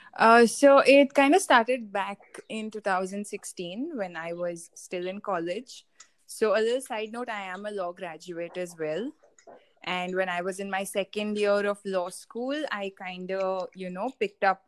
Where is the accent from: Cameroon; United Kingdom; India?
India; I'm from India primarily